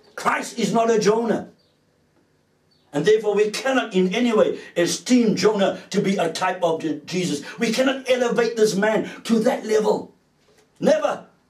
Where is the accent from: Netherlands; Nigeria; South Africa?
South Africa; being a South African growing up in the apartheid era